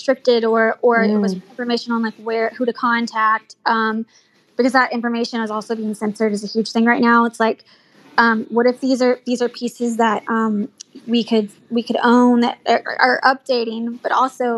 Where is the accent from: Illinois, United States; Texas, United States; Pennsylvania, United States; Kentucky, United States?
Texas, United States; Dallas; I'm born and raised in Dallas